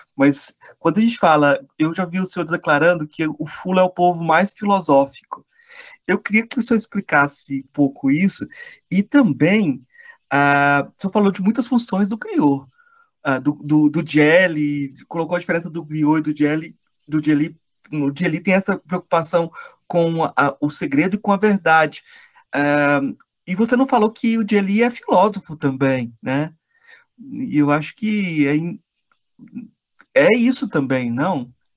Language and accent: Portuguese; Brazil; eu sou brasileiro também